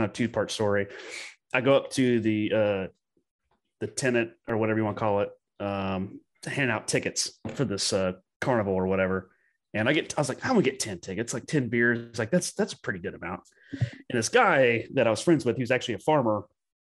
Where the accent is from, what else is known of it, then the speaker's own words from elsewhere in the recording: United States; also born or lived in Germany; they knew I'm American